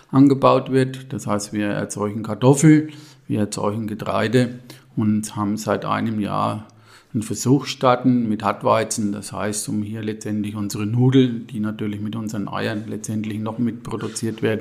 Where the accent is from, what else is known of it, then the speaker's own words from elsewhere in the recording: Ginolfs, Bavaria, Germany; ich bin aus Ginolfs, zum Marktober Elsbach im Biosphärenreservat Rhön bin 61 Jahre alt